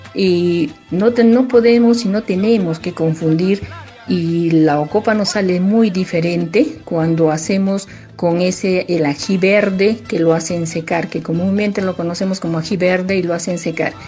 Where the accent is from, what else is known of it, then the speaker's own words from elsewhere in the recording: Arequipa, Peru; es el mes de los arequipeños, es nuestro mes